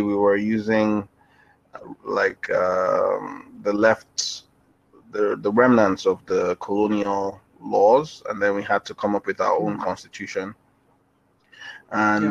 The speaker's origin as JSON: {"language": "English", "country": "Nigeria", "said": "I am based in Nigeria. Um, I'm also Nigerian"}